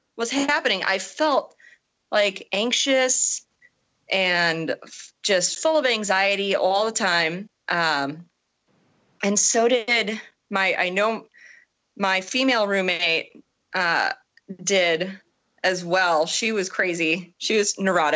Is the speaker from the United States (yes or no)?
yes; Wisconsin, United States; also born or lived in Illinois / Chicago area; now in Portland, United States; I am actually not originally from Illinois. I'm from Wisconsin.